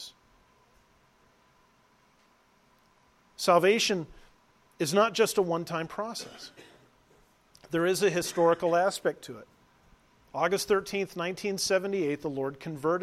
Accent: Southern California, United States; moved away; I was raised in Southern California

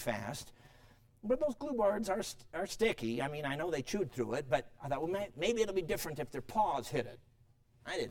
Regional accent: Chicago, Illinois, United States; moved away; also born or lived in Durango, Colorado; Now, I grew up in Chicago.

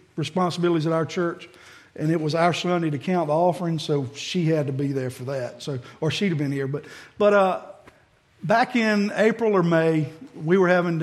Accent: Cairo, Georgia, United States; I was born and raised in the Nazarene Church in Cairo, Georgia

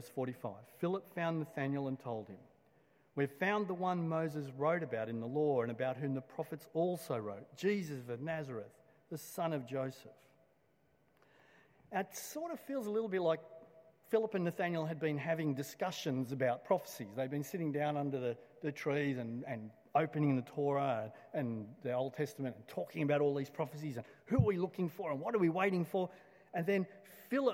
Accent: Blacktown, New South Wales, Australia; I grew up in Blacktown, and just west of Blacktown is another suburb called Doonside

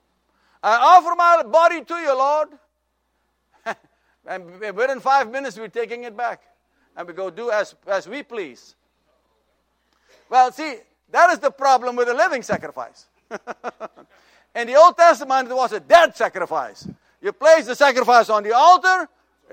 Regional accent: Suriname; moved away; In my home country of Suriname, the capital is Paramaribo.

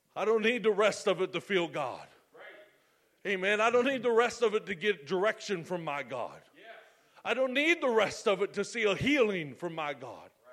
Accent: United States; I'm an American

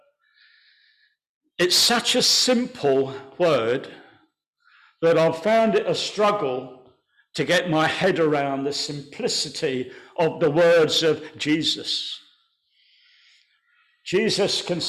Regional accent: Kent, South East England, United Kingdom; I was born in Kent.

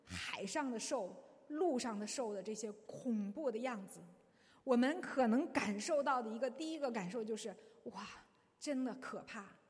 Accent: China; 我们中国人对这方面非常的有深刻的洞见

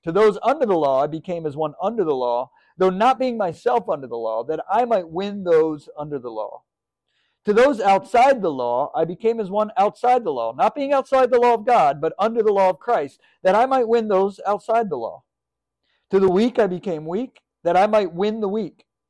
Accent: Northern Pennsylvania, United States; I was born in Northern Pennsylvania, and uh, grew up kind of going to church

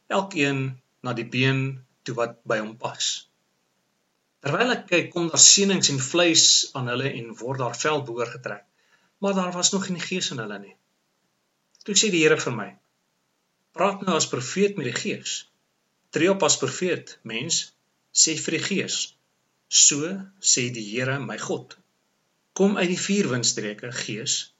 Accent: South Africa; Ons is mos Suid-Afrikaners

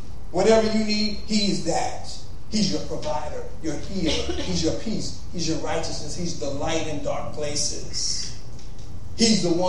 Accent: Compton, California, United States; also born or lived in Los Angeles / San Francisco; I was born in L.A. I was there 2 years, moved to Compton. I was there 18 years until I met my wife.

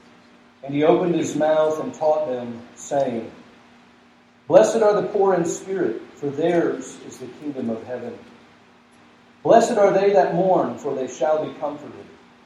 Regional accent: the South, United States; but even growing up in the South, I know a little bit of the value of salt

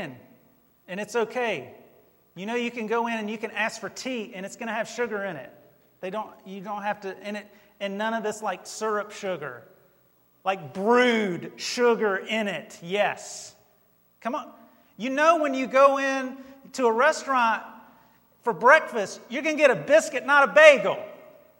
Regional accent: North Carolina, United States; moved away; I was born in North Carolina

